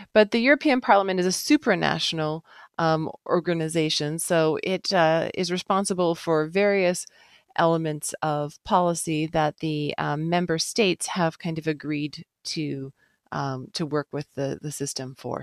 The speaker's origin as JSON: {"language": "English", "country": "Canada", "said": "being Canadian"}